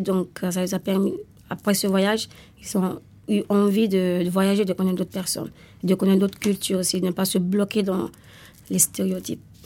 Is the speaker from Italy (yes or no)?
yes; Italy; now in France; je viens d'Italie